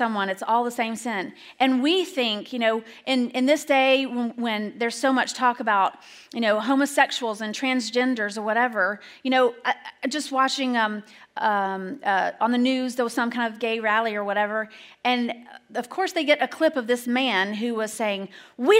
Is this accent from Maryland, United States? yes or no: no; Alabama, United States; moved away; I grew up in Alabama.